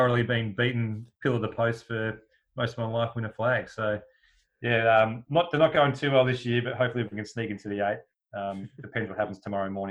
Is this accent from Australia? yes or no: yes; Essendon, Victoria, Australia; moved away as an adult; now in London, United Kingdom; We grew up in Essendon